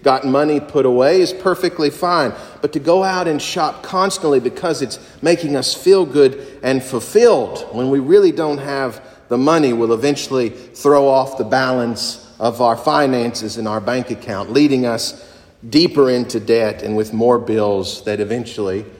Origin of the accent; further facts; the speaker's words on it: Kentucky, United States; moved away; my home country of Kentucky